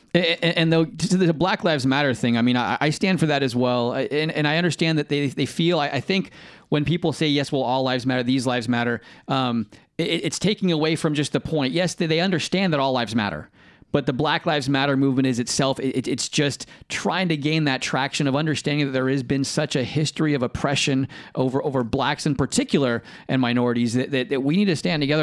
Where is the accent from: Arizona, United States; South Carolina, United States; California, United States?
California, United States; Bay Area; I grew up in California, though, w-, which, uh, in the Bay Area where I grew up